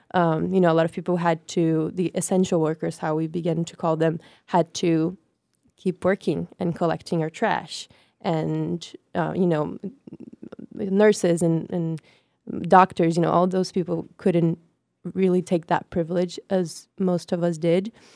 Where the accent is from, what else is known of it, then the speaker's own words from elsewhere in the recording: Brazil; moved away as an adult; also born or lived in North Carolina; now in New York, United States; I am born and raised in Brazil. I came to the U.S. six years ago um, to study in North Carolina.